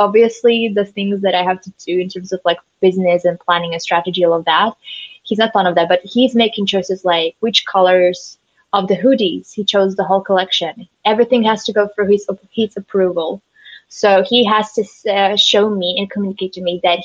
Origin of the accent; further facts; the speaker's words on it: Slovakia; we're from Slovakia, Central Europe